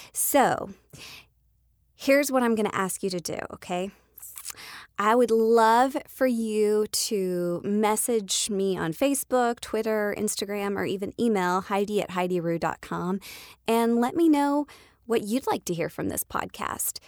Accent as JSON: {"language": "English", "town": "Atlanta", "region": "Georgia", "country": "United States", "tie": "born or raised there", "said": "I live in Atlanta, I am a Georgia peach, I'm from Atlanta, I was born here"}